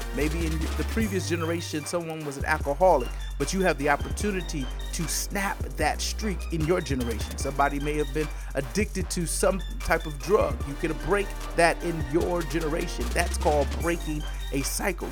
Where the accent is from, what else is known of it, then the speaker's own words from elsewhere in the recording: Michigan, United States; now in Georgia, United States; I'm from Michigan